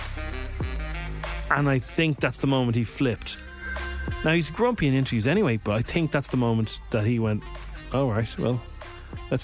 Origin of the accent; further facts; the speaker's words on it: Ireland; being Irish